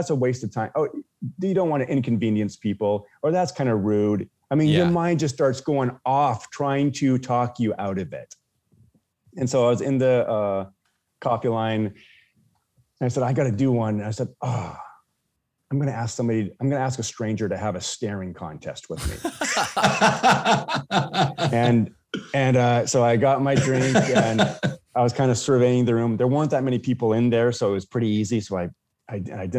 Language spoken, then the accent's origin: English; Washington, United States; I'm from Washington State